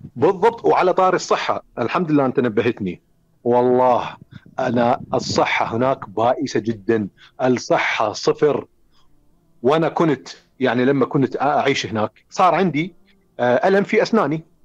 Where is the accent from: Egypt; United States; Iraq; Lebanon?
Iraq; also born or lived in Finland; أنا عراقي أنا عايش بالعراق